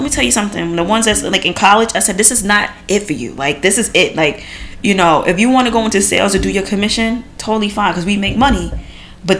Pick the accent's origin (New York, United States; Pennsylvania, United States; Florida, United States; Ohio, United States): New York, United States; I'm from New York too, and I don't speak like